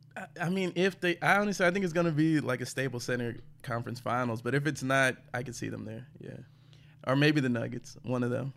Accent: St. Louis, Missouri, United States; also born or lived in Houston, Texas; I grew up in Saint Louis

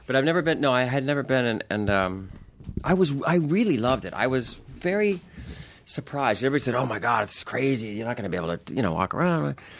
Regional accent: Anaheim, California, United States; I grew up right near Disneyland in, in, in Anaheim. I grew up in Orange County

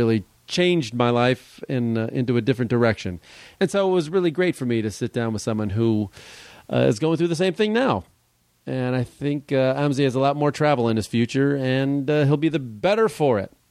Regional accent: Los Angeles, California, United States; also born or lived in Guatemala; I grew up in LA.

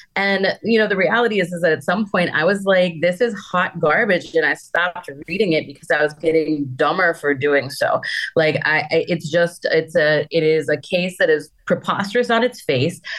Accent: Wisconsin, United States; now in Amarillo, United States; Wisconsin is my home state. And I just happened to live in Amarillo

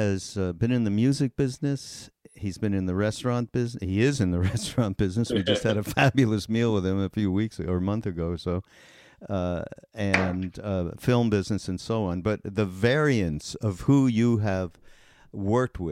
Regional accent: Montreal, Quebec, Canada; I'm from Canada. I'm from Montreal

